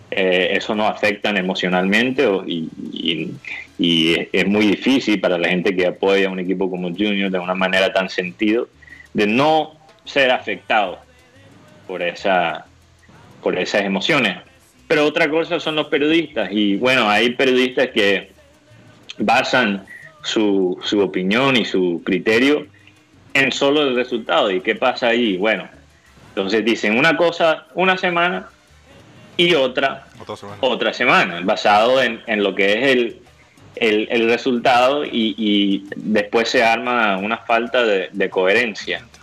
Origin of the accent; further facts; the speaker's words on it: Miami, Florida, United States; born there; contento de estar aquí en la tierra donde yo nací. No sé si, si muchos saben eso, pero yo nací aquí en Miami